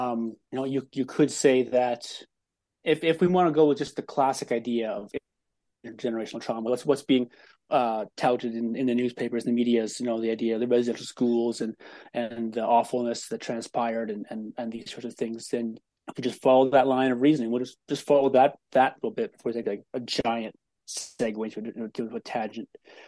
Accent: Cold Lake, Alberta, Canada; I was born in Northern Alberta on an Air Force base, Cold Lake Air Force Base. I am Indigenous. I'm Métis on both sides of my family, more prevalent on my mother's side than my father's. We are primarily Nahiwak

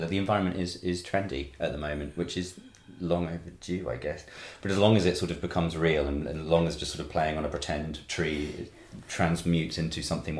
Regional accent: New Forest, South East England, United Kingdom; I grew up in the New Forest and you're just surrounded by it

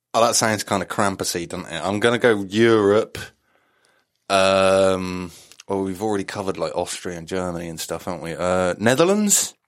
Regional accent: just outside Wales, England, United Kingdom; I grew up just, just slightly outside of Wales

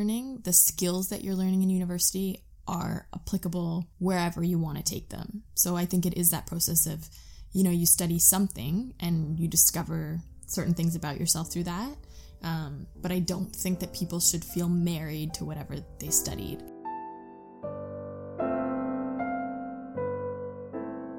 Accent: Pickering, Ontario, Canada; now in Toronto, Canada; I grew up just outside of Toronto in a smaller town called Pickering

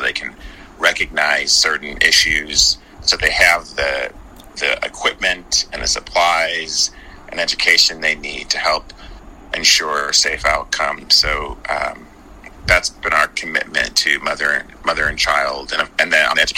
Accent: Chicago, Illinois, United States; I have three siblings, and we were born and raised in the Chicago area

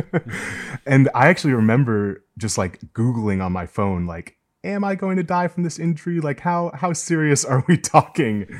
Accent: Massachusetts, United States; I grew up in Massachusetts, which for people who don't know is like among the most socially liberal places in the U.S.

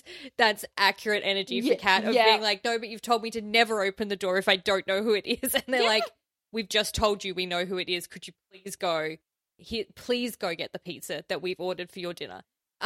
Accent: South Australia, Australia; in my home state, the murder capital of Australia, South Australia

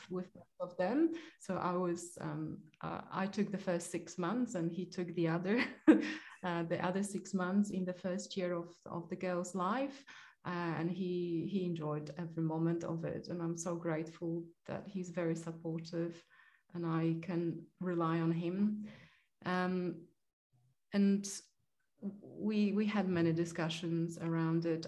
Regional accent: Poland; moved away; I am Polish. I was born in Poland and raised in Poland

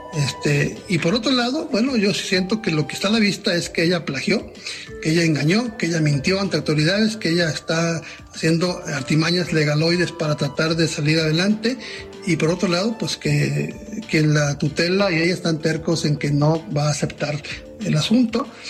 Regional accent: Mexico; como mexicano bien nacido

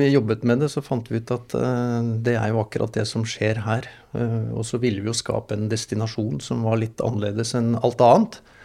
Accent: Hurum, Buskerud, Norway; also born or lived in Moss / Rygge; jeg sier jeg vokste opp på Hurum

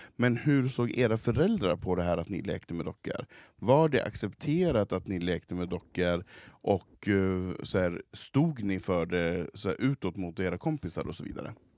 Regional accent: Svedjan, Sweden; hemma i Svedjan

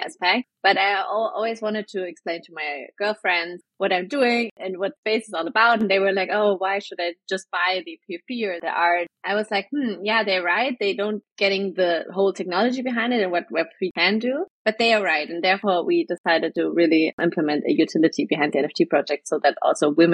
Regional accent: Germany; I'm from Germany

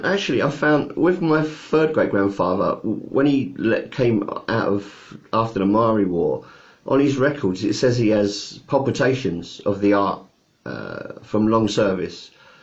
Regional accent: England, United Kingdom; Not an East End, we're not East Enders, and we're not Northerners, we're not Welsh, and we're not Scottish. We just have moved around so much that we're just British, really. We are British.

